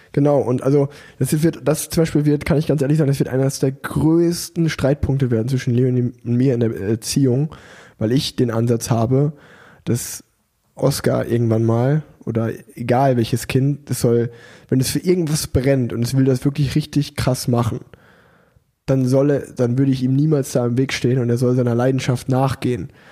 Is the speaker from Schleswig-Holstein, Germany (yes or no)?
no; Unna, North Rhine-Westphalia, Germany; now in Cologne, Germany; in Unna, wo ich groß geworden bin